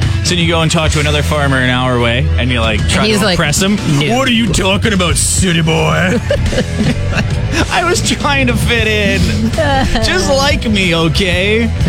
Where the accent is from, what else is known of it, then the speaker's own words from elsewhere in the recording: Saskatchewan, Canada; We're from Saskatchewan, so we want to be like that agriculture expert. We want to be a farmer. It's in our roots.